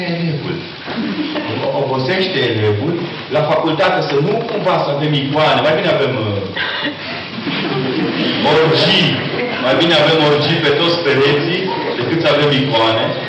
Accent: Transylvania, Romania; Ca ardelean

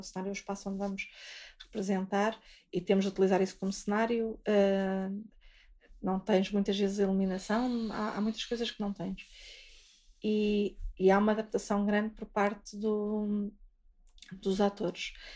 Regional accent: Vizela, Braga, Portugal; eu sou de Vizela

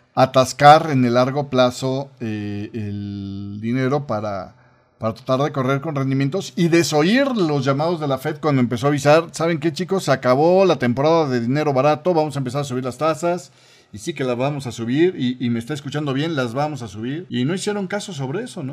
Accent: Mexico; estoy hablando como mexicano

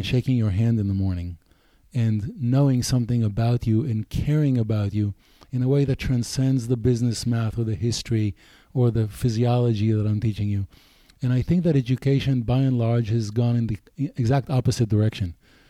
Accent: United States; I'm American here.

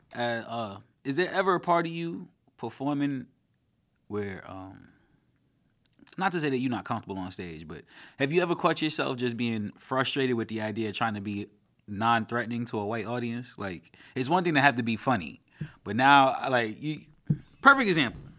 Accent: New York City, New York, United States; I grew up in Flatbush

